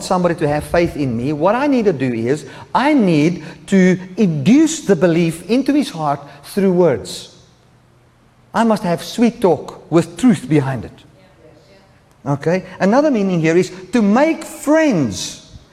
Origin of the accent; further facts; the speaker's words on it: South Africa; moved away; South Africa, we are not very much worried about political correctness